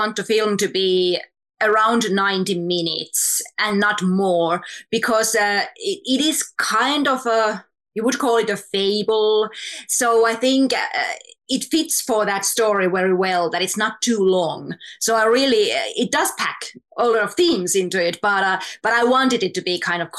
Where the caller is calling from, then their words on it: Helsinki, Uusimaa, Finland; English is a second language; Yes, I'm dialing from Finland, from Helsinki.